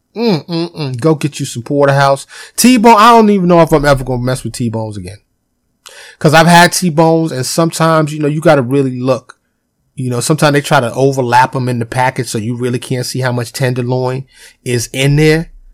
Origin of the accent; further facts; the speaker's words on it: New York City, New York, United States; I was born and raised in Harlem in the South Bronx, you know, in New York City